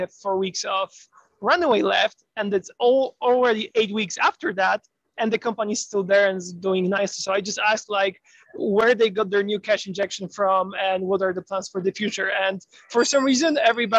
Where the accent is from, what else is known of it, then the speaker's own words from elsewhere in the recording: Poland; now in United States; I'm originally from Poland